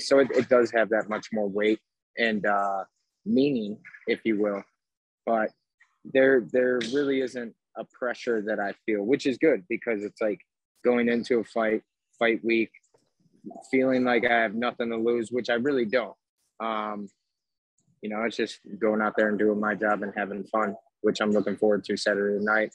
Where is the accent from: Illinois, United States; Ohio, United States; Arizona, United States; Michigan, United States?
Illinois, United States; Chicago; I'm from Chicago